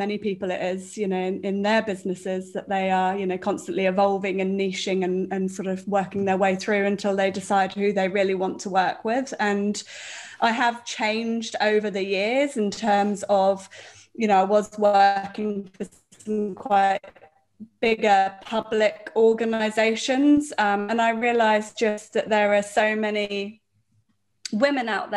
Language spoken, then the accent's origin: English; Devon, South West England, United Kingdom; moved away as an adult; now in New Zealand; I grew up in the UK. So I come from a part of the UK which is called Devon